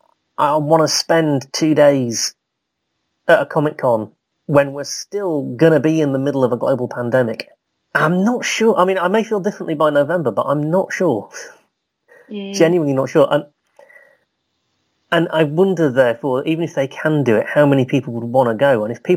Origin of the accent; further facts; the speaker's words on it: Harrogate, Yorkshire and the Humber, United Kingdom; I'm biased now because it's in my hometown